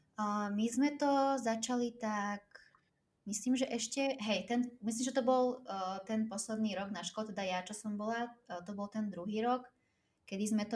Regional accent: Slovakia; moved away as an adult; also born or lived in Cyprus; som odišla zo Slovenska, keď som mala, uh, myslím, že čerstvá 18 som bola vtedy

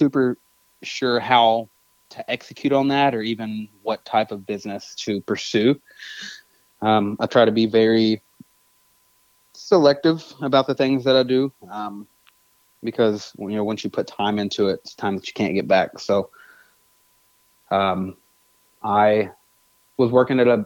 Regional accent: Nashville, Tennessee, United States; born and raised in Nashville. I was born in East Nashville

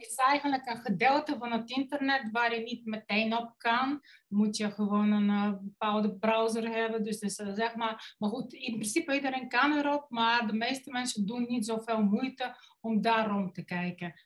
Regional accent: Bulgaria; Dutch is a second language; moved away as an adult; now in Netherlands; ik kom oorspronkelijk uit Bulgarije. In Nederland belandde ik op mijn 19e voor de liefde

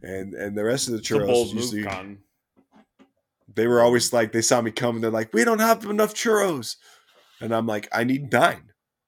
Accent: Utah, United States; I'm from Utah. I'm born and raised in Utah.

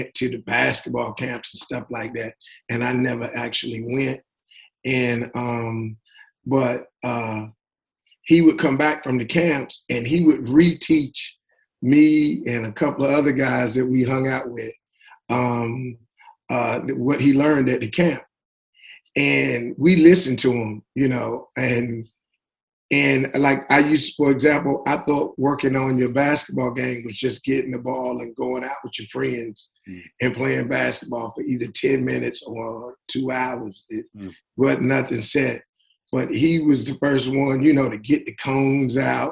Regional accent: New York City, New York, United States; I was born in Brooklyn, New York

